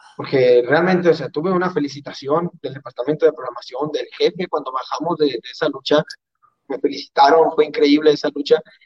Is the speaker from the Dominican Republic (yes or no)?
no; Mexico; nosotros como mexicanos